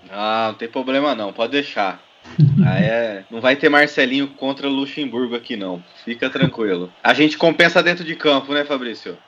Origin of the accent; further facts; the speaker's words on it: Votorantim, São Paulo, Brazil; sempre morei em Votorantim, minha cidade natal